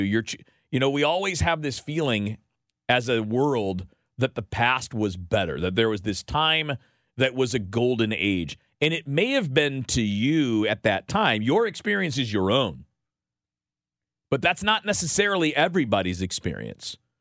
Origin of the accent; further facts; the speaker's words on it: Detroit, Michigan, United States; I grew up in Detroit